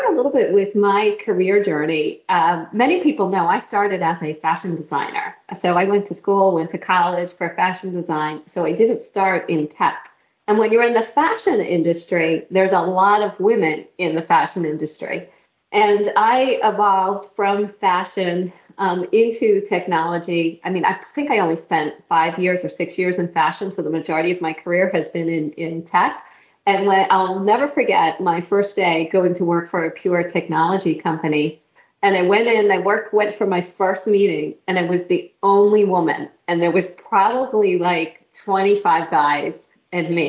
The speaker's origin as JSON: {"language": "English", "region": "Pennsylvania", "country": "United States", "tie": "born or raised there", "moved": "yes", "said": "I grew up in Pennsylvania"}